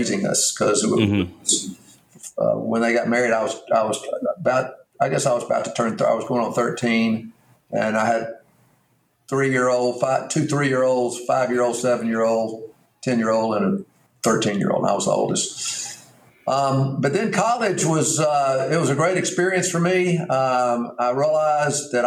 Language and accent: English; Mountain Brook, Alabama, United States; I grew up in Mountain Brook, Alabama. I went to Mountain Brook High School.